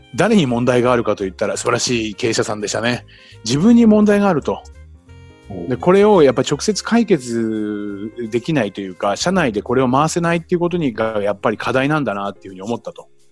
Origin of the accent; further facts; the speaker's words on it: Chiba, Japan; also born or lived in Tokyo; 僕は千葉の人間ですけど東京で仕事をしてましたから